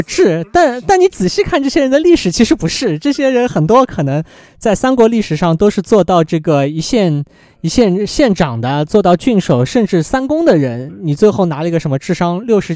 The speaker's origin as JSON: {"language": "Chinese", "country": "China", "said": "对于我们中国人来讲更习惯"}